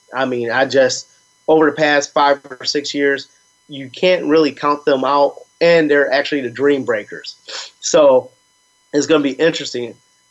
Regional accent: Midwest, United States; maybe I'm a little biased because I'm from the Midwest and the whole Big Ten deal.

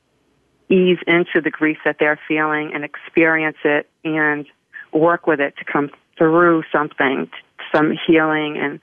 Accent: New England, United States; now in Florida, United States; I'm from New England

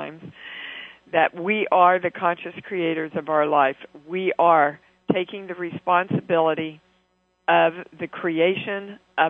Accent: Kansas City, United States; moved away; I'm in Kansas City, my hometown.

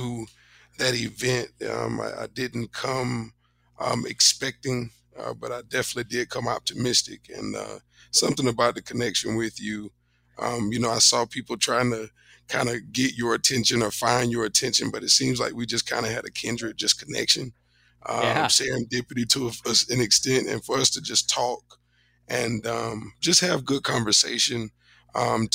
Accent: Fort Pierce, Florida, United States; moved away; I was raised in Fort Pierce, Florida.

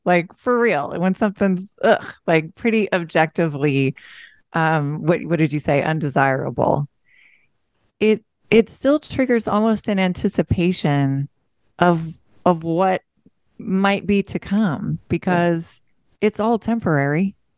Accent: Pacific Northwest, United States; I'm from the Pacific Northwest, where it's pretty

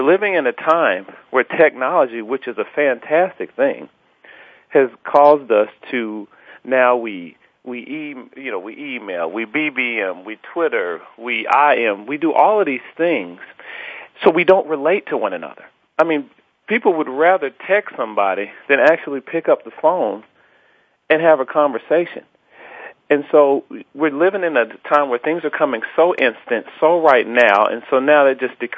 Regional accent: Atlanta, Georgia, United States; Well, yeah, I'm a true Southern gent, and I'm blessed to say that I grew up with, you know, a fantastic mother and father in the home who reared me

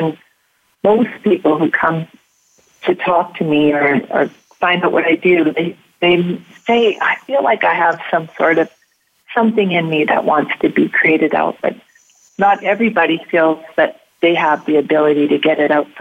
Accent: Canada; being Canadian and being born near the forest

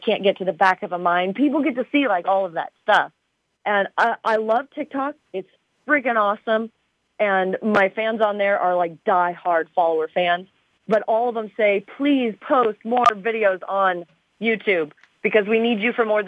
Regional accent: Arizona, United States; I'm from Arizona.

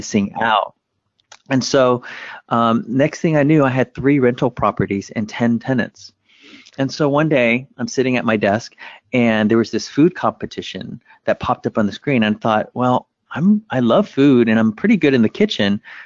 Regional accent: United States; English is a second language; when my family and I made it to America, growing up, we didn't speak English

